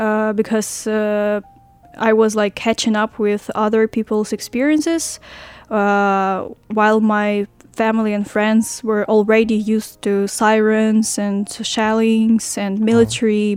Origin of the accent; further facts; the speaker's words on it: Ukraine; moved away as an adult; now in Hualien, Taiwan; I am from Ukraine and uh, I came to Hualien, to Taiwan, almost uh, three months ago